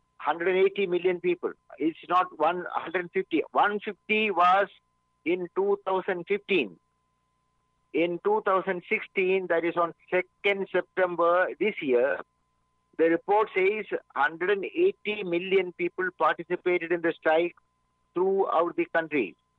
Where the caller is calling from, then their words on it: Mumbai, Maharashtra, India; I'm speaking from Mumbai.